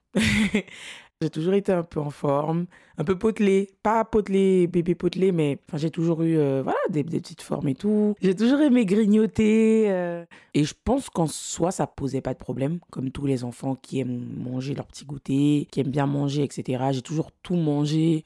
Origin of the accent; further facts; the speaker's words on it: French Guiana; je viens de la Guyane